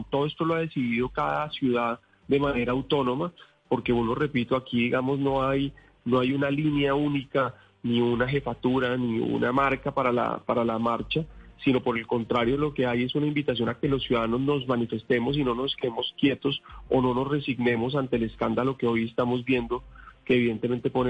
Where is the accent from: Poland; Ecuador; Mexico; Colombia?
Colombia